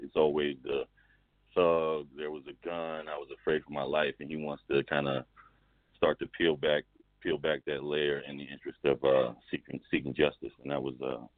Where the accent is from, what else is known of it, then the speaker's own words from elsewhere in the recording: Baltimore, Maryland, United States; You know, I grew up in Baltimore